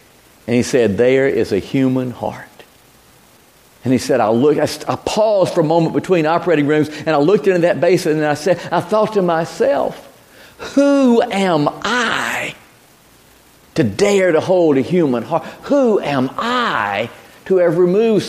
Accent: Dothan, Alabama, United States; moved away as an adult; also born or lived in Bainbridge, Georgia, United States / New Orleans, Louisiana, United States; I grew up in Bainbridge, Georgia, my childhood years, my teenage years in Dothan, Alabama.

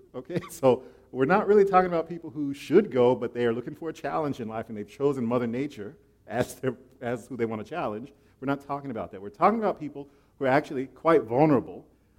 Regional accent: Florida, United States; also born or lived in Okinawa, Japan; Okay, I'm from Florida, and I was actually raised on an island out in the Far East, Okinawa.

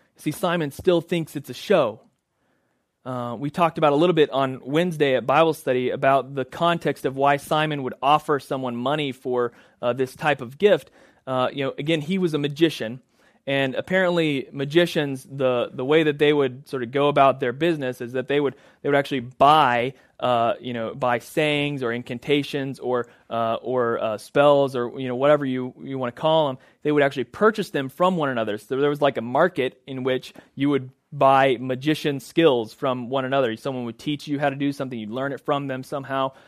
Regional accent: Oklahoma, United States; moved away as an adult; also born or lived in Boston; now in Clearwater, United States; we're originally from Oklahoma. All of our family is there.

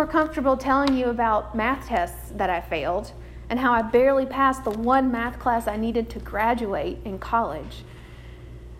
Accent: United States; we as American Christians

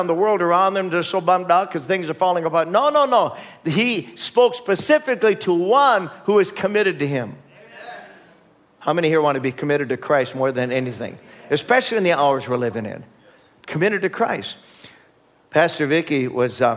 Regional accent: United States; as American citizens

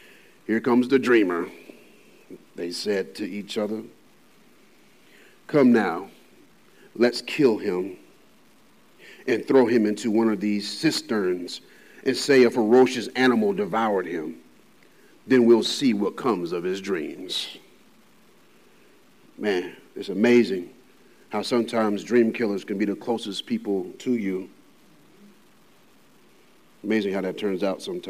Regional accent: Birmingham, Alabama, United States; now in Salisbury, United States; I'm this boy from Alabama, Birmingham, Alabama

